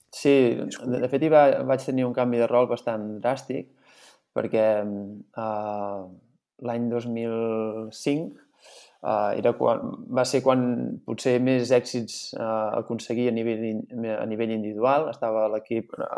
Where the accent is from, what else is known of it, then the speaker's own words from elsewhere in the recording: Santa Eulàlia de Riuprimer, Catalonia, Spain; jo sóc fill de Santa Eulàlia de Riu Primer